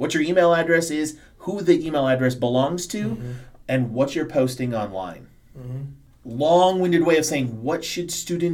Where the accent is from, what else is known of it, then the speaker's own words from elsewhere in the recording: Chicago, Illinois, United States; I grew up in Chicago when the Bulls were, like, when Michael was a rookie